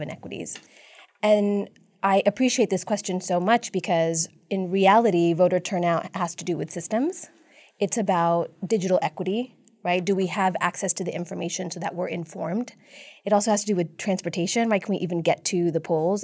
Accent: San Antonio, Texas, United States; I grew up in District Eight, actually, um, in a really tight-knit South Asian immigrant community.

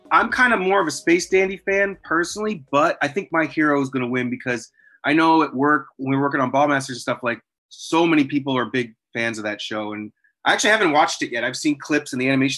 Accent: New Hampshire, United States; I'm from New Hampshire

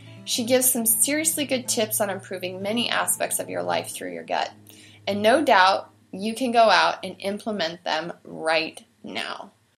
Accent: Montana, United States; Ryan's in the backcountry on his late season mule deer hunt in my home state of Montana.

